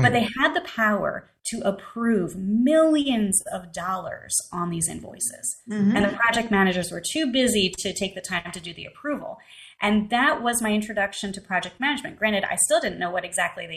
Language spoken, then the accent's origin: English; right outside Philadelphia, Pennsylvania, United States; I grew up right outside Philadelphia in Pennsylvania